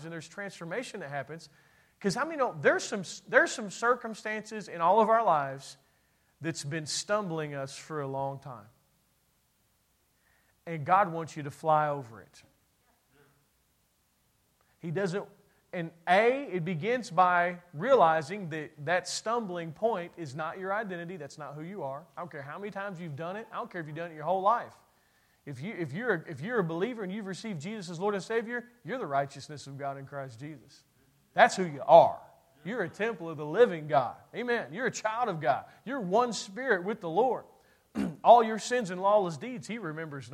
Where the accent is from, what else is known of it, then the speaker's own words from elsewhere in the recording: Kentucky, United States; I'm from Kentucky, and that's what we